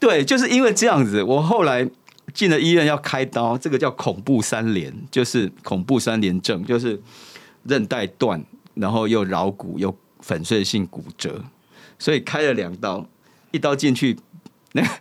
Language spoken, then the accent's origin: Chinese; Kaohsiung, Taiwan; moved away; 我来自高雄， 但是虽然在这边生活